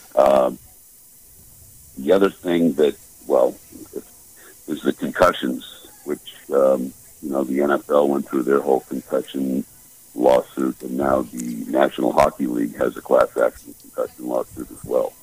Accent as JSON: {"language": "English", "area": "outside of Boston", "region": "Massachusetts", "country": "United States", "tie": "born or raised there", "said": "growing up outside of Boston"}